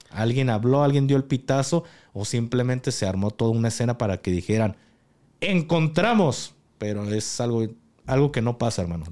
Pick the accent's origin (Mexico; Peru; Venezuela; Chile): Mexico; como militar y como mexicano